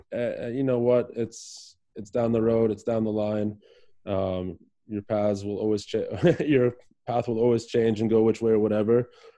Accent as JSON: {"language": "English", "country": "United States", "said": "I'm American, I'm patriotic"}